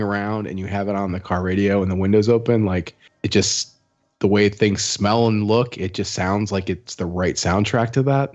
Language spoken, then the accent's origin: English; Midwest, United States; moved away as an adult; now in Austin, United States; being a Midwesterner who moved here three years ago